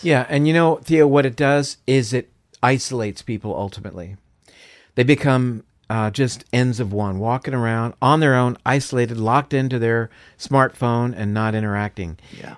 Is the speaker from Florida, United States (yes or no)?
yes; Florida, United States; I'm from Florida, so uh, orange juice is a big thing there